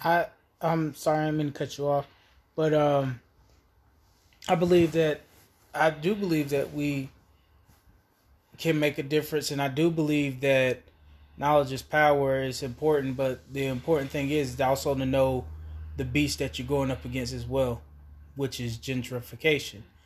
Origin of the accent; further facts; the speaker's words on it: Asheville, North Carolina, United States; also born or lived in Raleigh, North Carolina; I was born and raised in Asheville, North Carolina